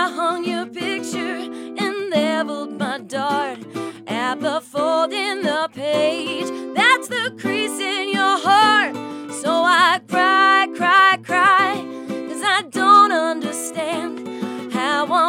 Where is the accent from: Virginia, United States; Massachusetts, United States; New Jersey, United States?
New Jersey, United States; Jersey Shore; moved away as an adult; now in Nashville, United States; I'm from the Jersey Shore, so like I'm used to being like a block away from the beach